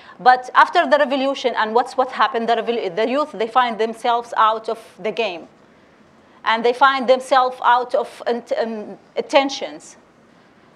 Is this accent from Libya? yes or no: yes; Derna, Libya; I'm from Derna